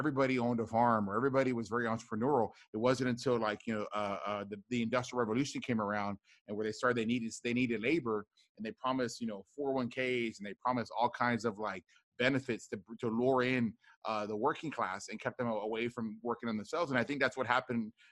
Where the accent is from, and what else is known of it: Rio Grande Valley, deep South Texas, United States; born or raised there